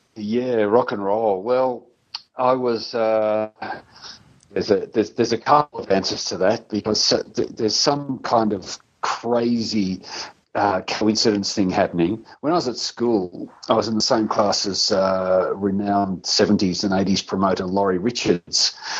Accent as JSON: {"language": "English", "town": "Hamilton", "region": "Victoria", "country": "Australia", "tie": "born or raised there", "said": "in the local town where I grew up in Hamilton"}